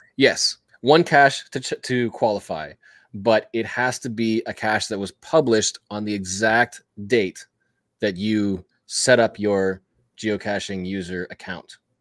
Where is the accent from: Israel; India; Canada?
Canada; I'm Canadian.